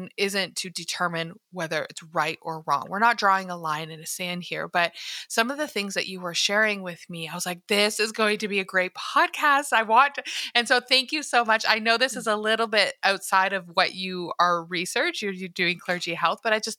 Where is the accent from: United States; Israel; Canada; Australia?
Canada; I'm from Canada.